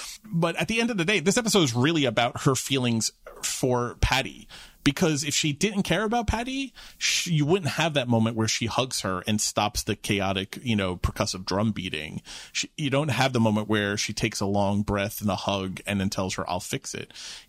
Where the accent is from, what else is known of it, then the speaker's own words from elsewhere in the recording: New York City, New York, United States; I grew up in Queens. I had a front stoop.